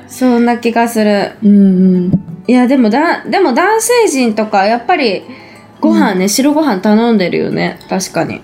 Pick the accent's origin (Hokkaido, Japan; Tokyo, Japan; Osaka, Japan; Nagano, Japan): Nagano, Japan; Matsumoto; moved away; 地元長野市じゃなくて松本市